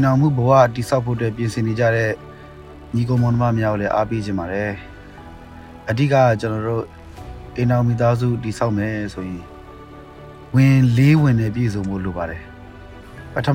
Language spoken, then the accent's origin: Burmese; Myanmar